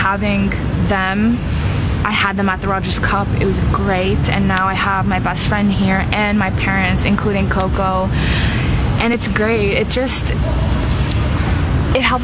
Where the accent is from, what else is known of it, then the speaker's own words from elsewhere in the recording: Canada; I'm Canadian